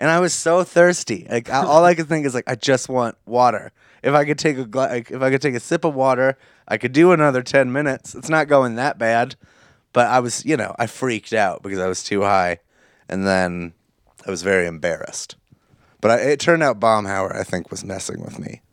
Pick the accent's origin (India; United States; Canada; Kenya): United States